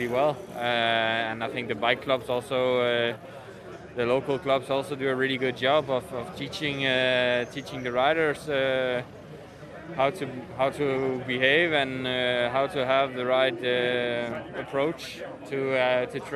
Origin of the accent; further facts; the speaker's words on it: Denmark; my hometown